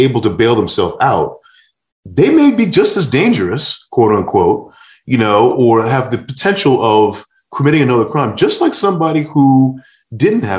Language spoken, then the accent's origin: English; New York, United States; I grew up in New York in the 80s